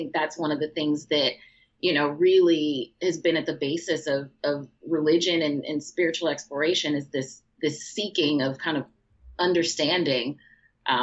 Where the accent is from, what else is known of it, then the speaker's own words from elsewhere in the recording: Chicago, Illinois, United States; growing up in Chicago my whole life